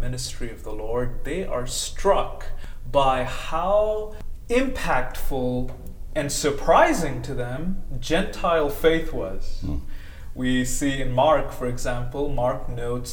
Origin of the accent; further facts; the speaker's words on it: India; moved away as an adult; now in United States; I came from India and came to the United States as a graduate student